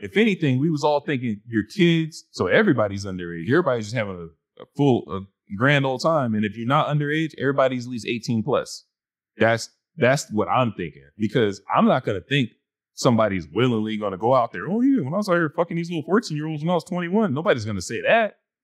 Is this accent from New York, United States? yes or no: yes; New York, United States; growing up in New York